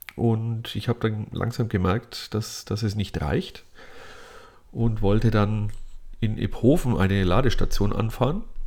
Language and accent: German; Lower Franconia, Bavaria, Germany; meiner Heimat in Unterfranken